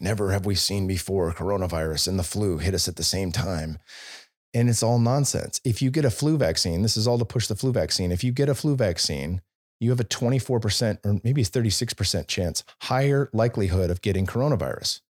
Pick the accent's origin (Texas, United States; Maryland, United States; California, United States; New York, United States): California, United States; Bay Area; moved away; also born or lived in Silicon Valley; I was born and raised in the Bay Area